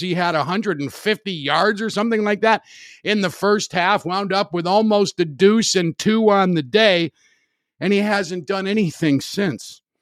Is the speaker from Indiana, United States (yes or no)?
yes; Highland, Indiana, United States; I grew up in Highland, Indiana, which at the time was about thirty thousand residents